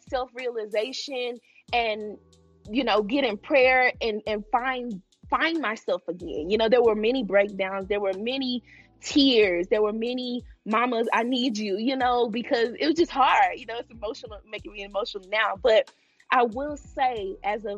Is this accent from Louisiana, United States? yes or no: no; Texas, United States; moved away as an adult; also born or lived in Arkansas; now in Atlanta, United States; I was born in Texas. I'm originally from Texas.